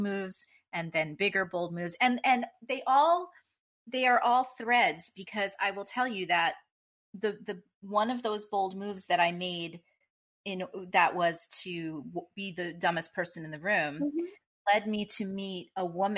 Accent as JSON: {"language": "English", "region": "New Jersey", "country": "United States", "said": "I'm from Jersey"}